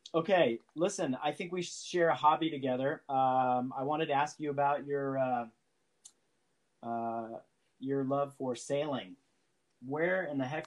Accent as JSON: {"language": "English", "area": "San Francisco Bay", "region": "California", "country": "United States", "tie": "born or raised there", "said": "I grew up sailing in San Francisco Bay."}